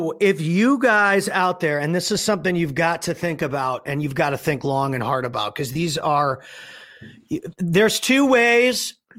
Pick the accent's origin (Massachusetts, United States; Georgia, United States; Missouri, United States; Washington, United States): Missouri, United States; St. Louis; That happened to me growing up in St. Louis too.